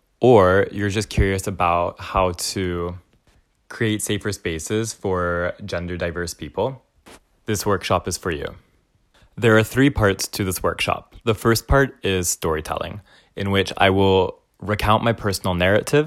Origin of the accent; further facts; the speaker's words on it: Dallas, Texas, United States; now in Vancouver, Canada; I'm a Texan settler, originally from the stolen land of the Wichita, Kickapoo, Jumanos, and Tawakoni Nations, also known as Dallas, Texas